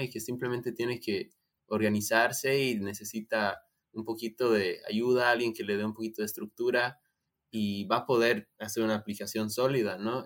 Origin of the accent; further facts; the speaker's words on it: Bolivia; Nosotros somos de Bolivia